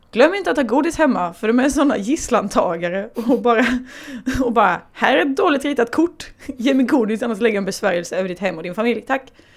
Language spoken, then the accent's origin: Swedish; Småland, Sweden; Jag kommer ju från Småland.